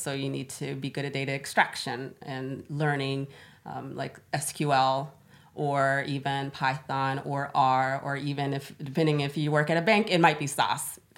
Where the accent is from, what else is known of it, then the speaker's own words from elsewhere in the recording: Florida, United States; moved away as an adult; now in Stockholm, Sweden; I'm originally from Florida. That's where I was born and raised